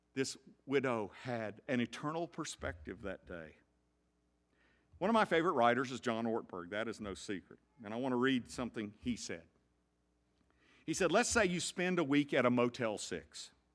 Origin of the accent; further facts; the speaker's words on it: the South, United States; I grew up in the South